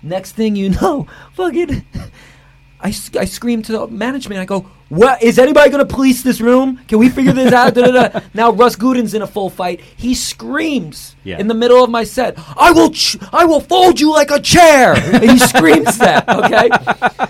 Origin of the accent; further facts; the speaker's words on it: New York City, New York, United States; the building I grew up in Queens.